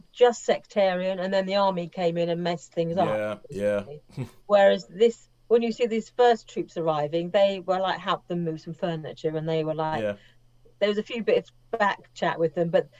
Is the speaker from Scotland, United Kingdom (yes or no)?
no; Isle of Wight, South East England, United Kingdom; I wasn't raised in Northern Ireland, but I was raised on the Isle of Wight in the 1970s